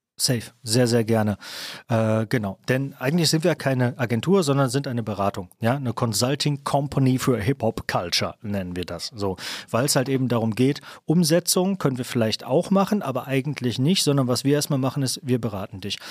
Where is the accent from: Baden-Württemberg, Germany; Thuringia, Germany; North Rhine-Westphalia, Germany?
North Rhine-Westphalia, Germany; Kamen; moved away; also born or lived in Düsseldorf; dass ich aus Kamen komme